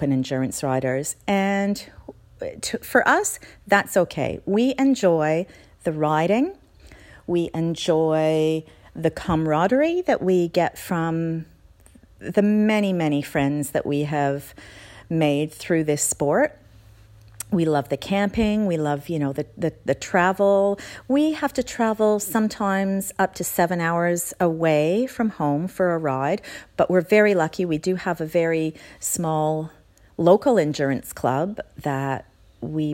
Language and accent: English; Canada; moved away as an adult; now in Australia; I am a Canadian by birth, but I've been living in Australia for the last 23 years.